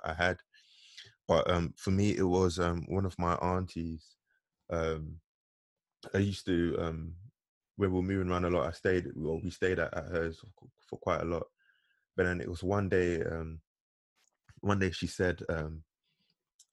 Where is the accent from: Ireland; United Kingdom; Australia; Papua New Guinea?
United Kingdom; London; we grew up in Tottenham, but yeah. my family, like, we had always like kind of moved around, but for me, Tottenham was like our most stable stage